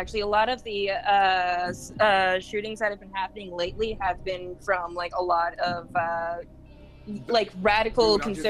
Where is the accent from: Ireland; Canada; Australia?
Ireland; I'm also Irish, so like that adds like another layer of like horrible like swears and insults during fighting games.